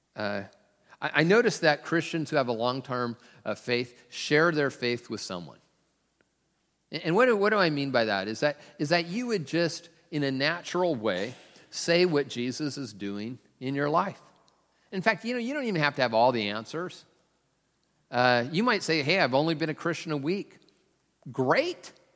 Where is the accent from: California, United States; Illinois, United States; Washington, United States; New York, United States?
Washington, United States; Tacoma; I'm from Tacoma